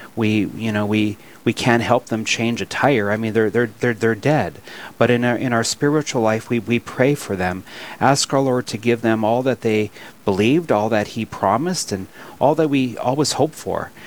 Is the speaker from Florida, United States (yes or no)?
no; Williston, North Dakota, United States; I'm born and raised in Williston, North Dakota